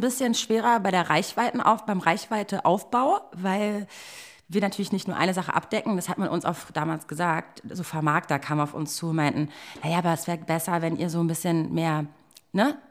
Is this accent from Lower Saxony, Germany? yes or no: no; Berlin, Germany; ich bin echt gebürtige Berlinerin.